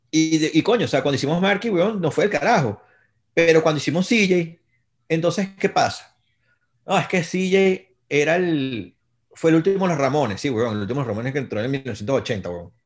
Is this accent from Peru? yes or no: no; Venezuela; somos un país caribeño